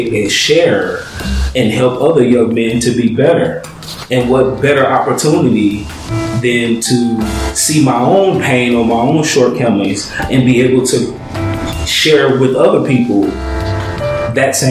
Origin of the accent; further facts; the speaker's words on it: St. Louis, Missouri, United States; moved away as an adult; also born or lived in Seattle, Washington / Illinois / Georgia; now in California, United States; Born in Seattle in 1974, raised in St. Louis